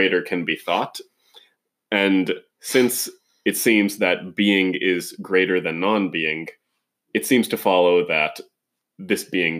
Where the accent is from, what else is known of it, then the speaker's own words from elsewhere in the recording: California, United States; I'm Californian.